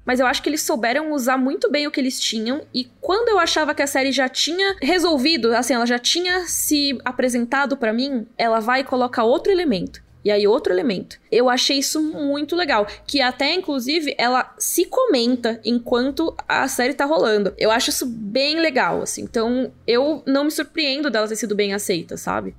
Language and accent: Portuguese; Brazil; como brasileiro